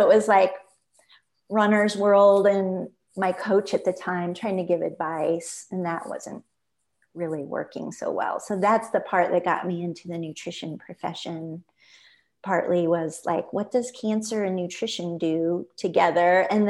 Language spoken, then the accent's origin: English; Midwest, United States; I grew up in the Midwest, and I just finally had the light bulb.